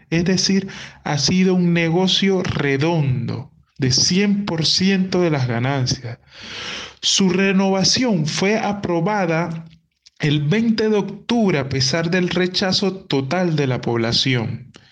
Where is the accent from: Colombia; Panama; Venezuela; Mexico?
Panama